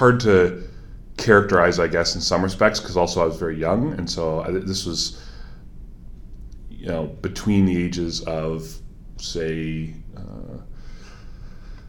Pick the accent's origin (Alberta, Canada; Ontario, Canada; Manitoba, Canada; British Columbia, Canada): Ontario, Canada; Milton; also born or lived in Waterloo, Ontario / Guelph, Ontario; now in Puslinch, Canada; I grew up in Milton. So I'm relatively local